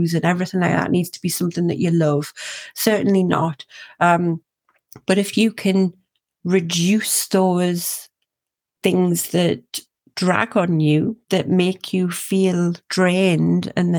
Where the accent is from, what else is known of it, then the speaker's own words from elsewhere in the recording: Northumberland, North East England, United Kingdom; my accent from where I'm from is from a place called Northumberland